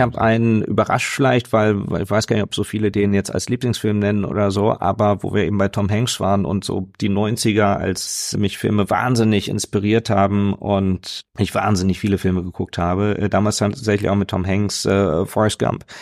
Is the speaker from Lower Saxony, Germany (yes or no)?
yes; Hanover, Lower Saxony, Germany; ich bin in der Kirche aufgewachsen, ähm, in, in einer ganz äh, tollen evangelischen Gemeinde, ähm, wo wirklich äh, damals in Hannover